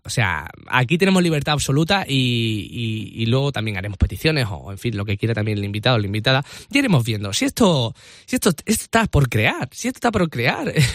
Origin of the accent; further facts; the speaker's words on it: a small town in the province of Seville, near Cádiz, Andalusia, Spain; accent: Andalusian; moved away as an adult; now in Madrid, Spain; soy de un pueblo muy pequeñito de Sevilla, soy andaluz